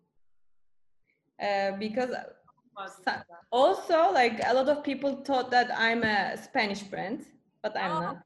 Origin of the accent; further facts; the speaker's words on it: Bursa, Turkey; I grew up in Bursa in Turkey, not in Istanbul